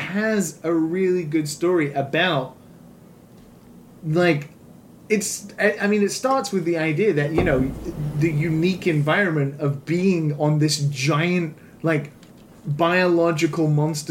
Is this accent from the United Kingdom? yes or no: yes; United Kingdom; as a British person